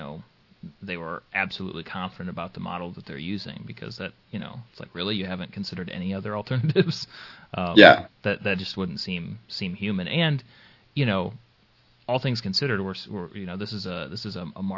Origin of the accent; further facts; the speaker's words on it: United States; It's the American in me